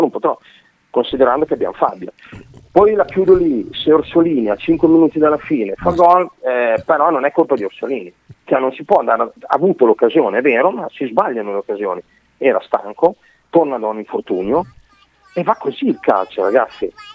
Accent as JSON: {"language": "Italian", "town": "Bologna", "region": "Emilia-Romagna", "country": "Italy", "tie": "born or raised there", "said": "c'è un documento che attesta che io sono nato a Bologna"}